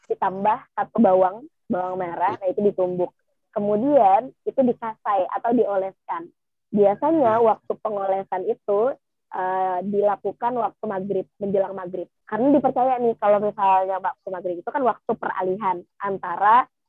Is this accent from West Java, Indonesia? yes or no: no; South Kalimantan, Indonesia; kalau kita ya orang Kalimantan Selatan ngomongnya si Saranjana ini tempat uh, paling modern